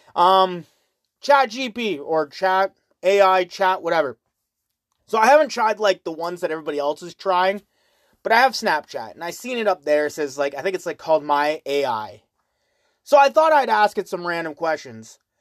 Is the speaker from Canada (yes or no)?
yes; Canada; I always say Canada